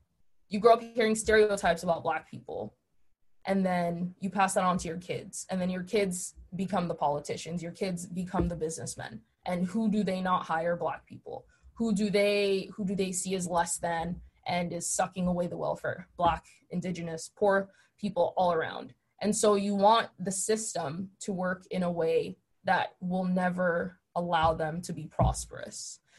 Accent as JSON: {"language": "English", "country": "Nigeria", "tie": "born or raised there", "moved": "yes", "lives_now": "Chicago, United States", "said": "Growing up in Nigeria, obviously, it's Black. And then when we came to Chicago, it was kind of, I was Black, but I wasn't really Black because I was African. So we had like the name calling, the accent."}